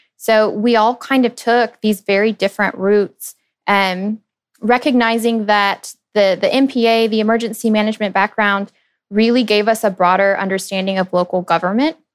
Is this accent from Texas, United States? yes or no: yes; Dallas, Texas, United States; also born or lived in Lincoln, Nebraska; I grew up in Dallas